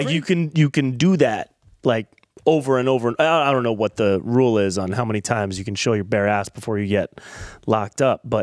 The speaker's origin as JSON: {"language": "English", "region": "Northern California", "country": "United States", "tie": "born or raised there", "said": "I grew up in Northern California"}